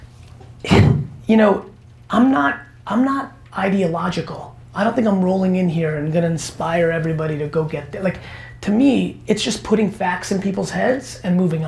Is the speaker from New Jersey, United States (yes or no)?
yes; New Jersey, United States; also born or lived in Belarus / Queens, New York; growing up in New Jersey